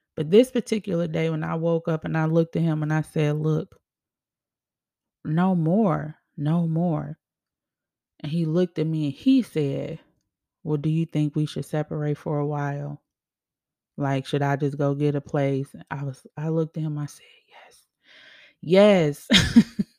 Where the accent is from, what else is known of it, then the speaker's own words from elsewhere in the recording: Chicago, Illinois, United States; moved away as an adult; also born or lived in Arizona; Me in Arizona, away from my home state, home city, Chicago